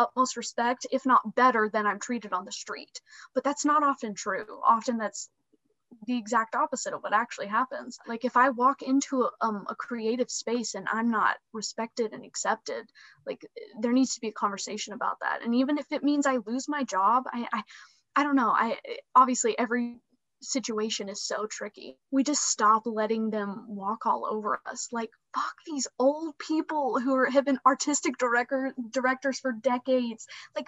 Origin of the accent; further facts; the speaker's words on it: Alabama, United States; moved away as an adult; also born or lived in Pittsburgh, Pennsylvania; Right now I'm based in Alabama. I'm originally from Alabama.